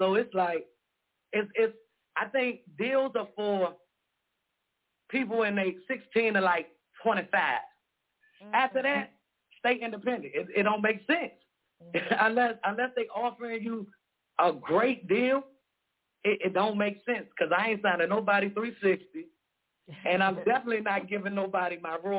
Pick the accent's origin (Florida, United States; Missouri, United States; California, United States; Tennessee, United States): Florida, United States; Miami; now in Washington, United States; I'm from Miami. I'm currently in D.C., but I'm from Miami, Opa-locka Dade County.